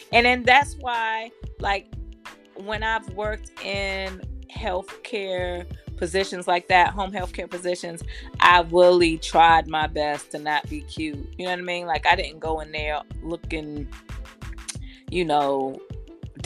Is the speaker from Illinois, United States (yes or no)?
no; Erie, Pennsylvania, United States; also born or lived in Columbia, South Carolina; now in Georgia, United States; born in Erie, Pennsylvania, but my second home is Columbia, South Carolina. I've only been in Georgia about 2 years. And I lived in Columbia about 13 years